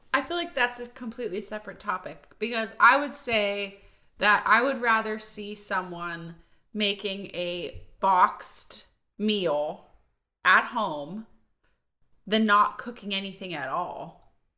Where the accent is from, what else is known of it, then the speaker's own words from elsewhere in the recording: Volant, Pennsylvania, United States; moved away as an adult; also born or lived in Pittsburgh, Pennsylvania; now in Redding, United States; I'm from Volant, Pennsylvania